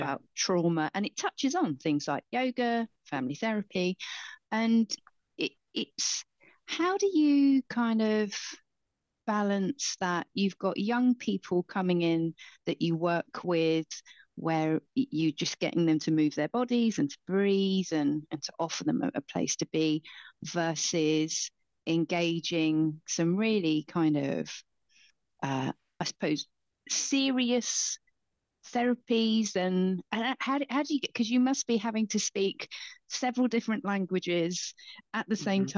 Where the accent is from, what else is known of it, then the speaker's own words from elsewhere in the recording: Basingstoke, South East England, United Kingdom; I grew up in Basingstoke